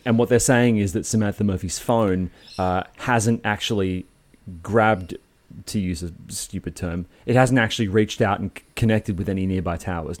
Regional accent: Sydney, New South Wales, Australia; moved away as an adult; now in Melbourne, Australia; I grew up in Sydney on the northern beaches, and, uh, I only moved to Melbourne when I was twenty-four

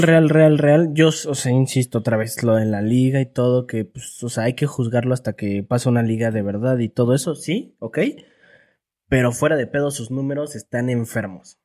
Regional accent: Mexico; me, hace sentir mexa

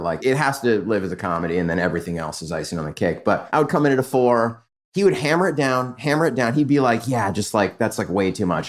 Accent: San Diego, California, United States; now in Los Angeles, United States; And from San Diego, I grew up in Southern California.

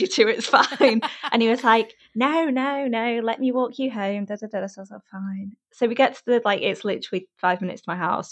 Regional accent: Warrington, North West England, United Kingdom; now in London, United Kingdom; I'm from a place between Manchester and Liverpool, up north

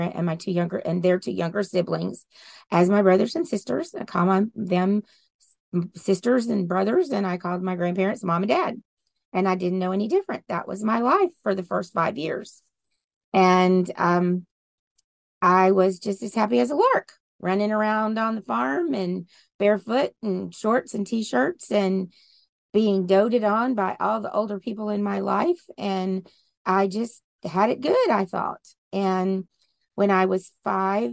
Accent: Willow Bow, Louisiana, United States; also born or lived in Delhi, Louisiana; Originally, I am from the backwoods and the bayous of Louisiana. I grew up with cowboy boots on my feet and a shotgun in my hand.

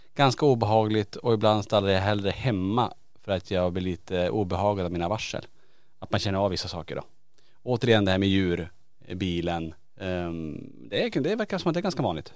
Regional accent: Norrland, Sweden; jag är från Norrland

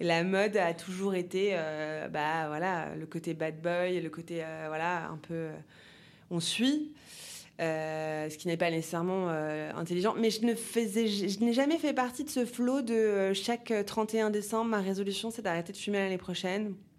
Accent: Paris, Île-de-France, France; J'ai grandi à Paris

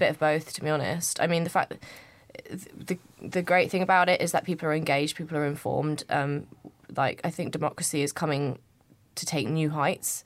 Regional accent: United Kingdom; I'm not from London. I grew up i, in, just outside of London, but it's te, technically the country.

